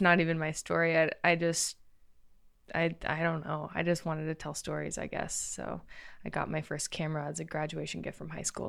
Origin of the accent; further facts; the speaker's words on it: Crawfordsville, Indiana, United States; moved away as an adult; now in Los Angeles, United States; I'm from Crawfordsville, Indiana